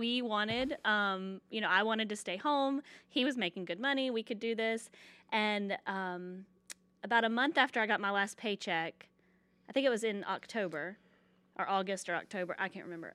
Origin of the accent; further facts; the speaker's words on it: Georgia, United States; moved away; I'm from Georgia